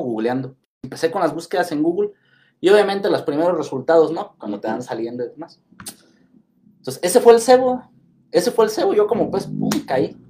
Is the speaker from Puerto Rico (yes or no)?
no; Ciudad Hidalgo, Michoacán, Mexico; soy de Ciudad Hidalgo